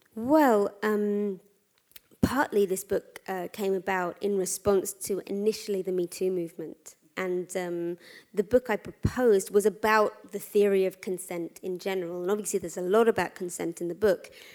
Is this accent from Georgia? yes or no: no; London, United Kingdom; I'm a Londoner.